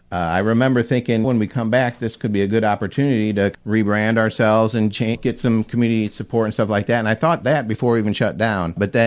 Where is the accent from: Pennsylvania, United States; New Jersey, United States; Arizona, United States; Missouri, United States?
Missouri, United States; Sappington; I grew up in Sappington, Missouri.